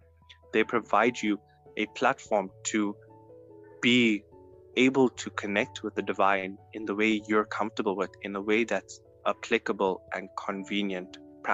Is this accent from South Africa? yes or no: yes; South Africa; first language -; And being South African and being Indian, I'm seeing this play a huge role in my life because I'm both African and Indian